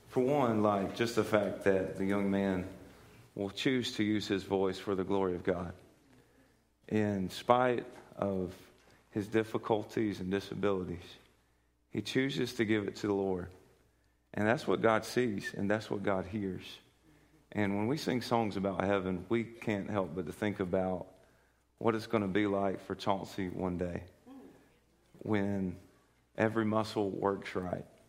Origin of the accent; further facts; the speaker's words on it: United States; we're from Polk County.